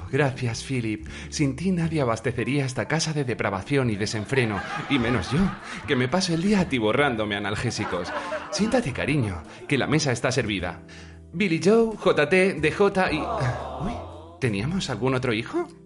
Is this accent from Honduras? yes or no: no; Spain; Somos muy españoles y muchos españoles nosotros